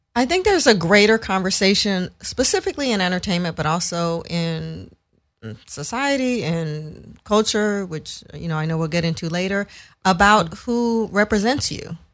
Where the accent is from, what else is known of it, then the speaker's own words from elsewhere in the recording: San Francisco, California, United States; moved away as an adult; now in Los Angeles, United States; I grew up in San Francisco, and went to school out there. I've lived in L A a long, long time, though, so I call L A home